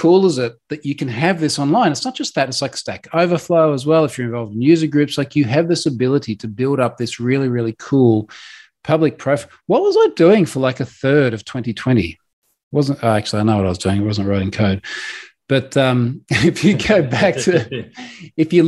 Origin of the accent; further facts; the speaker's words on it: Australia; I'm Australian